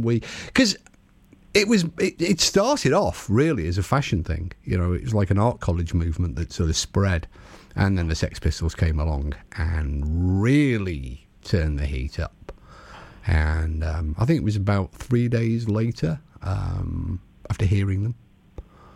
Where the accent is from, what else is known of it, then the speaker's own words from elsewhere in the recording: Merseyside, North West England, United Kingdom; moved away; I'm not from round here. I'm from Merseyside.